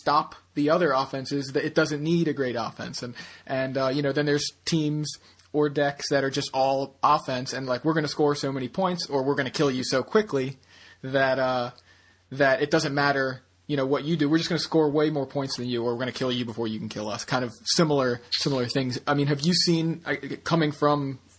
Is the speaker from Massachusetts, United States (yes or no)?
no; Baltimore, Maryland, United States; we're from Baltimore